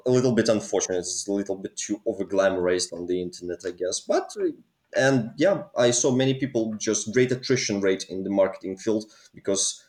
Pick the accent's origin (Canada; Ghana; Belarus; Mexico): Belarus; moved away; also born or lived in Manchester; I'm originally from Eastern Europe, a country called Belarus.